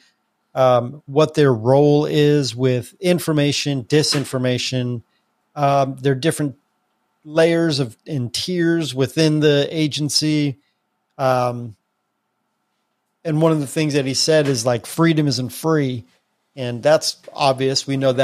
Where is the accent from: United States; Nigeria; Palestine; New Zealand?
United States; we live in America, we grew up in America